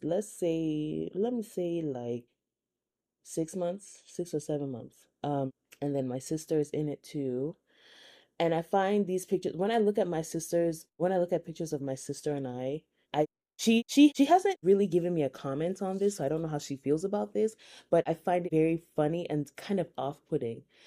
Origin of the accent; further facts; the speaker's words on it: Nigeria; now in United States; I'm Nigerian. I also grew up in the Methodist Church.